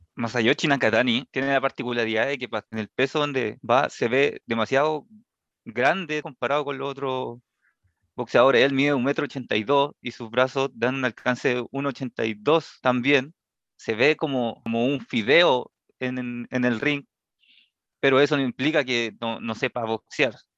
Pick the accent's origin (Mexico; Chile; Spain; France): Chile; para nosotros como chilenos